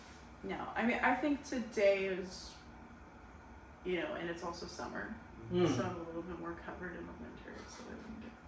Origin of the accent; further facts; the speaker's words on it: Portland, United States; I'm actually from Portland.